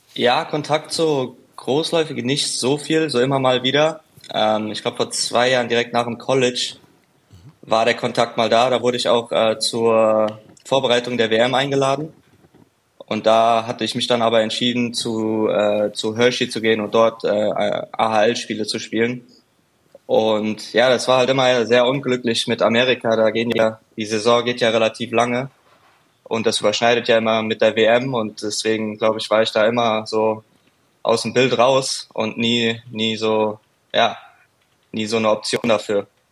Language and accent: German; Frankfurt, Hesse, Germany; Frankfurt ist ja ist ja meine Heimat, ich bin ja von dort